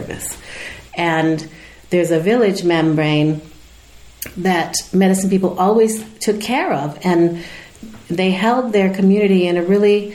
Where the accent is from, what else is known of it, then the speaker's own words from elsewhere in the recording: United States; I'm not Italian, so I'm also, you know, I'm American.